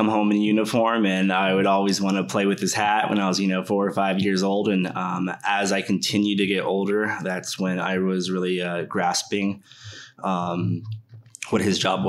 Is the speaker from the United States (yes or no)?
yes; Fort Knox, Kentucky, United States; born there; I was born in Fort Knox, Kentucky.